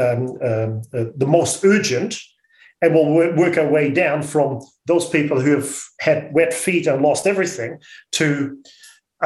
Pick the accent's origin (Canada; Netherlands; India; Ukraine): Netherlands; accent: Dutch; now in New Zealand; I'm an immigrant to this country. You'll hear my accent that I'm a Dutchie.